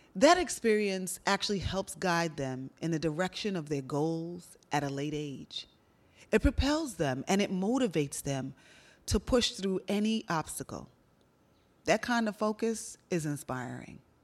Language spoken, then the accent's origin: English; New York City, New York, United States; Growing up in Brooklyn, New York